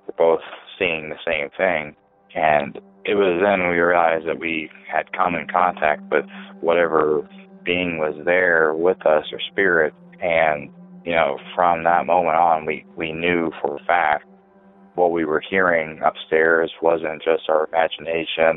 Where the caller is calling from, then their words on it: Elwood, Indiana, United States; I'm calling from Elwood, Indiana